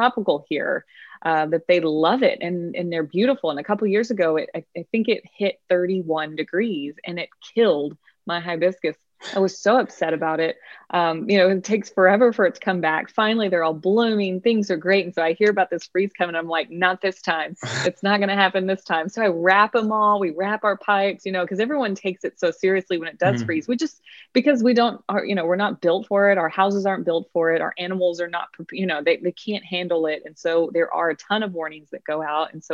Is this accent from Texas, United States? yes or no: yes; Texas, United States; accent: Texas; my Texas accent